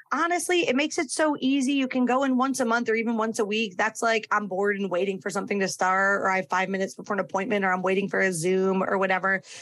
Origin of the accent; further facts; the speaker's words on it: Connecticut, United States; now in Florida, United States; my home state of Connecticut